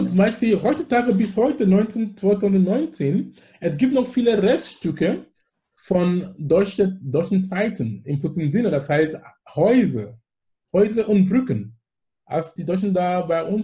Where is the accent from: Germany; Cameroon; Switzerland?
Cameroon; Anglophone Cameroon; German is a second language; Und wo ich komme aus dem Besatzungsgebiet, wo die Engländer waren. Das heißt, ich bin mit Englisch aufgewachsen und alles in die Schule.